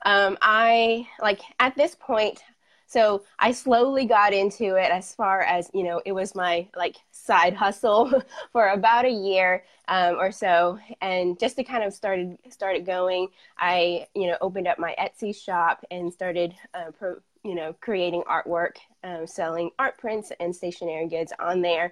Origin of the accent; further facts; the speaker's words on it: Fayetteville, Arkansas, United States; I am from Fayetteville, Arkansas